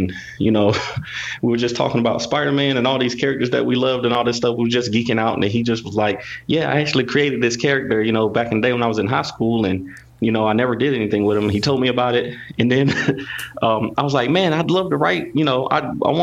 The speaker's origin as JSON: {"language": "English", "region": "North Carolina", "country": "United States", "tie": "born or raised there", "said": "I was growing up in North Carolina"}